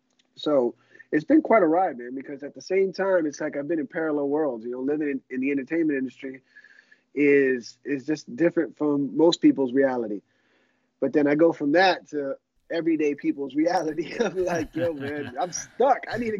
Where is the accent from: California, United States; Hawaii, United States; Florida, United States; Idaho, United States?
Florida, United States; Miami; South Florida, Miami.